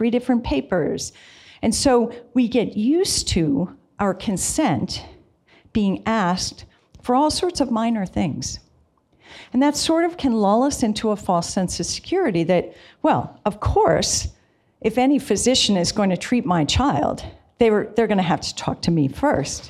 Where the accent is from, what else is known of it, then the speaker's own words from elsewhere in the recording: Virginia, United States; I'm from Virginia